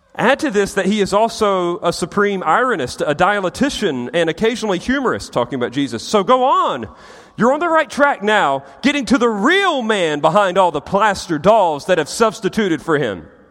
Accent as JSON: {"language": "English", "country": "United States", "said": "as Americans"}